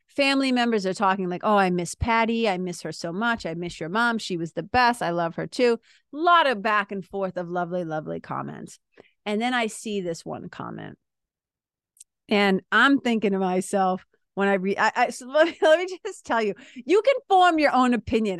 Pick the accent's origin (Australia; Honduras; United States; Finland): United States; Lawrence, Massachusetts; I remember being a kid growing up in Lawrence, Mass.